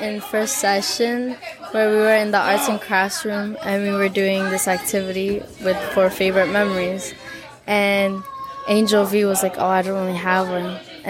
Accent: New York, United States; New York.

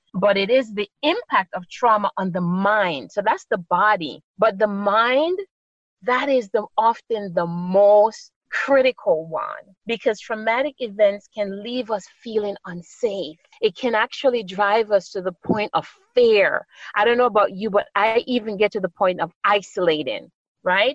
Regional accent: Jamaica; moved away as an adult; also born or lived in New York City, United States / New Jersey, United States; now in California, United States; I was born on the beautiful island of Jamaica, the West Indies. And so, I definitely, you can hear my accent, I have been fortunate enough to be able to retain my beautiful accent

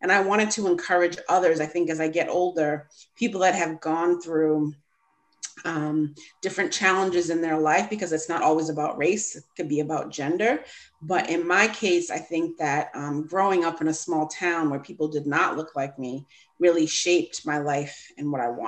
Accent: Massachusetts, United States; I grew up in Massachusetts in a small suburb located on the South Shore.

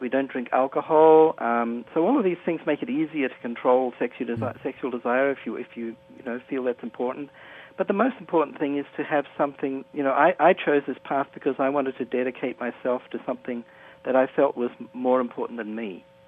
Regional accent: New Zealand; I'm from New Zealand, and uh, I was a student there at, at university in 1975

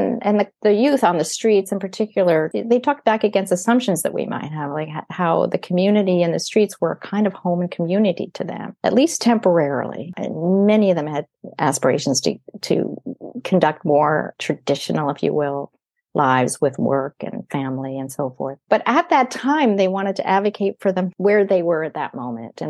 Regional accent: United States; now in Canada; I grew up in the United States

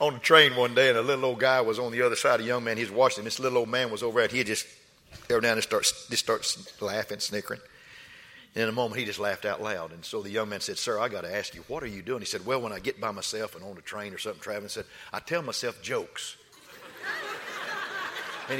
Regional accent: West Texas, United States; I was raised in West Texas

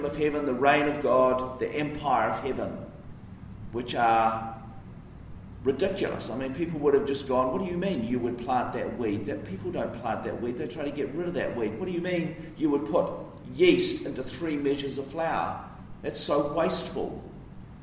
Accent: Wellington, New Zealand; where I grew up in Karori.

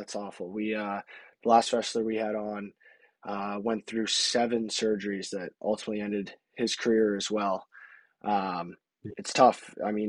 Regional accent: Medicine Hat, Alberta, Canada; moved away as an adult; I'm actually from Canada as well

